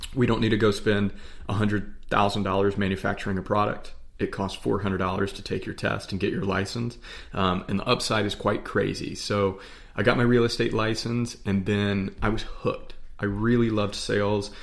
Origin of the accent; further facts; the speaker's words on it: Charlotte, North Carolina, United States; We're, we're from the Charlotte area